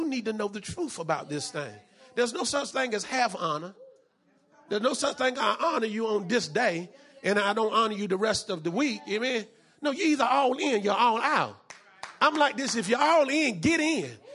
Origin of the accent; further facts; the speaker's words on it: North Carolina, United States; I'm from North Carolina.